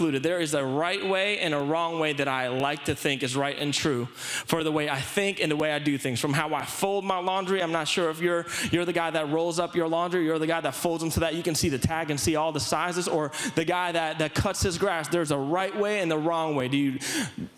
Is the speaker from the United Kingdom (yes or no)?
no; Philippines; growing up in the Philippines